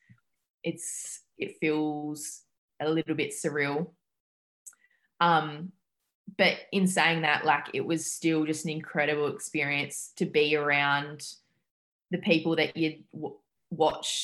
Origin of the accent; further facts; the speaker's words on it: Adelaide, South Australia, Australia; moved away as an adult; now in Montreal, Canada; I'm from Adelaide in South Australia, so another state